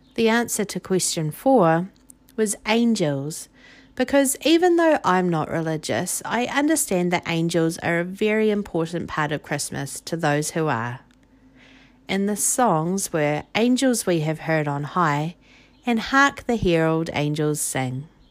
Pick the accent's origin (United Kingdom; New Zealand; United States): New Zealand; I'm from New Zealand, it is summer here